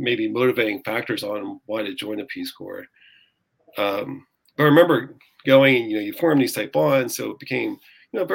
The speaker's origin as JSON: {"language": "English", "region": "Pennsylvania", "country": "United States", "tie": "born or raised there", "also_born_or_lived": "Namibia / Washington, D.C.", "moved": "as an adult", "lives_now": "Sacramento, United States", "said": "going from this lush green Pennsylvania to an arid savanna was a big shock"}